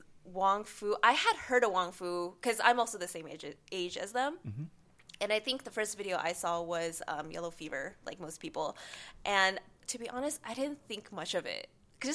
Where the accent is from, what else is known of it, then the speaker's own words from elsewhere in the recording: Arcadia, California, United States; in Arcadia, which is like 90% Asian people, so to me being Asian wasn't